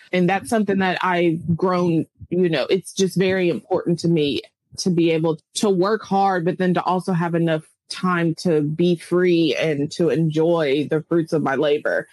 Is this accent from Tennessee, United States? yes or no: yes; Clarksville, Tennessee, United States; moved away as an adult; also born or lived in China; my little town of Clarksville, Tennessee